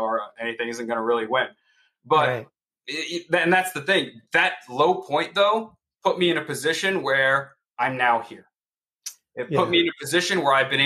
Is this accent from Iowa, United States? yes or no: no; New York City, New York, United States; I grew up in New York City in Queens